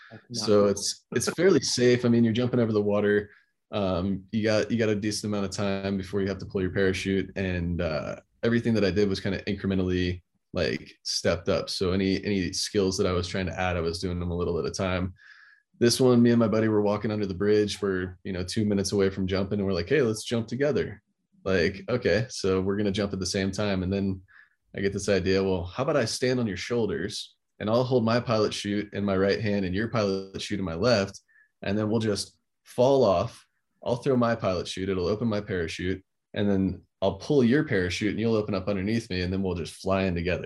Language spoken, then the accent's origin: English; Florida, United States; growing up in Florida